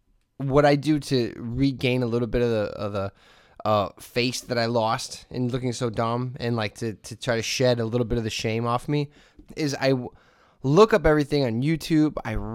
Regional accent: Hessville, Indiana, United States; I grew up in Hessville. I used to always go to Lindy's and Kennedy all the time.

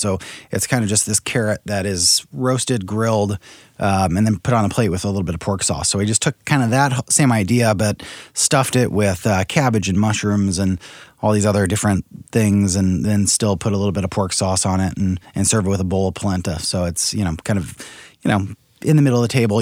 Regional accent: St. Louis, Missouri, United States; also born or lived in San Francisco / New York; I grew up here in St. Louis

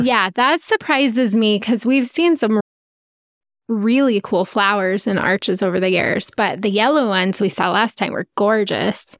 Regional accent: Utah, United States; We're from Utah

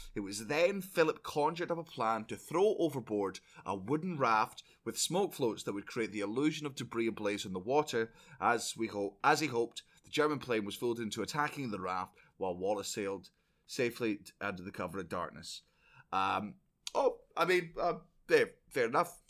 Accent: Scotland, United Kingdom; I'm Scottish

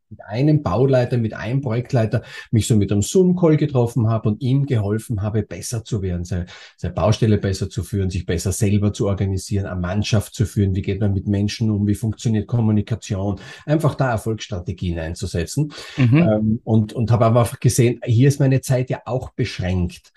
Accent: Austria; moved away as an adult; also born or lived in Germany; bin geborener Österreicher und bin dann nach Deutschland gegangen

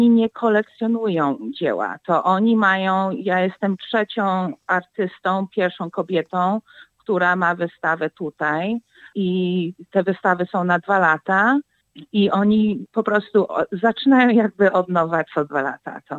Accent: Warsaw, Masovian Voivodeship, Poland; now in United States; Jestem z Warszawy, mama jest z Starego Miasta, tata jest z Konstancinie. To wiesz, obydwa piękne miejsce, piękne rejony, to no, czuję dużą koneksję i, i zawsze będę czuła.

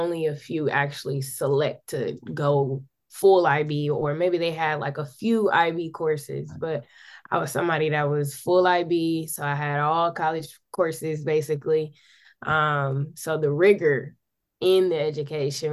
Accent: Milwaukee, Wisconsin, United States; I am born and raised in Milwaukee

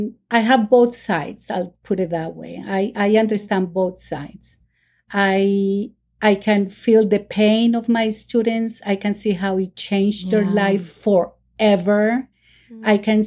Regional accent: Miami, Florida, United States; I find myself that I'm more from here than from Colombia. Although I have my roots from Colombia, but I grew up in Miami.

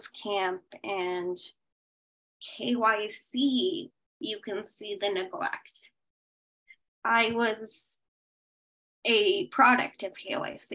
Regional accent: Boulder, Colorado, United States; also born or lived in Kolkata, India / India (boarding school); I grew up in Boulder, which is one of the richest towns in America

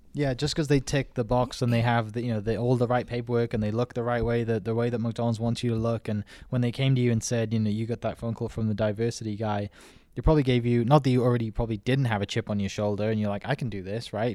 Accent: twenty minutes from Cardiff, South Wales, United Kingdom; moved away; I grew up, like, twenty minutes from Cardiff

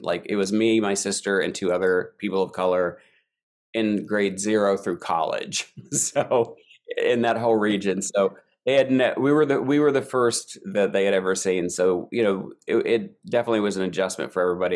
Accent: Eastern Kentucky, United States; moved away as an adult; also born or lived in New York; I grew up in Eastern Kentucky

